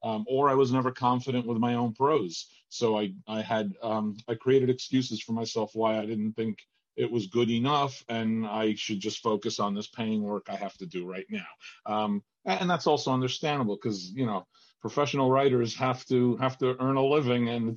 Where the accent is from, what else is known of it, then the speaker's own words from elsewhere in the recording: Argentina; moved away; also born or lived in New Jersey; I'm from Argentina originally